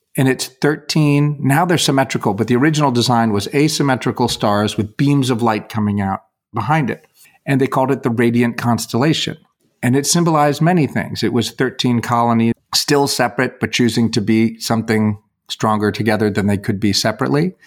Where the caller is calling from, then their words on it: Louisville, Kentucky, United States; I'm calling you from Kentucky